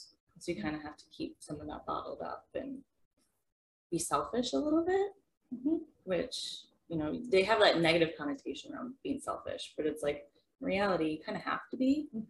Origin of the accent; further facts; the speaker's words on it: Horace, North Dakota, United States; I'm from Horace, my mother of two daughters.